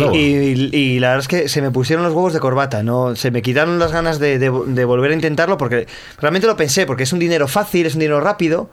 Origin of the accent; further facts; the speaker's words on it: Gijón, Asturias, Spain; soy de Gijón